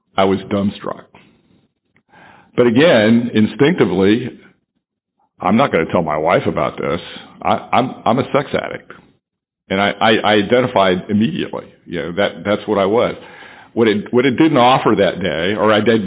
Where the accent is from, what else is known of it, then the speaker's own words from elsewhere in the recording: Dayton, Ohio, United States; moved away as an adult; also born or lived in Rochester, New York; my hometown, Dayton, Ohio